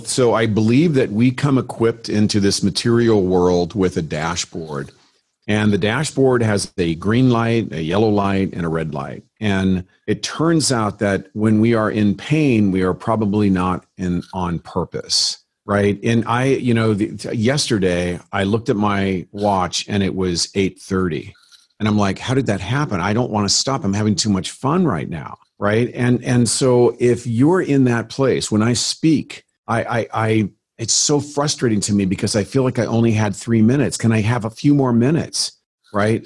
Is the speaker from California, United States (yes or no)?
yes; San Bernardino, California, United States; born or raised there; moved away as an adult; now in Scottsdale, United States